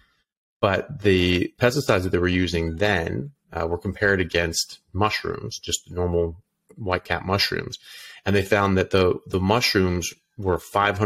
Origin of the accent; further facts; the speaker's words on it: United States; moved away as an adult; also born or lived in United Kingdom / Ireland; now in Australia; I'm an American doctor. I'm currently practicing in Australia